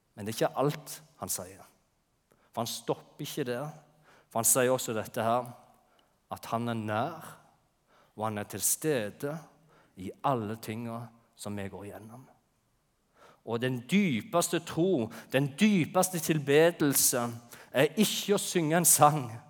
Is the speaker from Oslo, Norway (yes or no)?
no; Jæren, Rogaland, Norway; moved away; på Jæren, der jeg kommer fra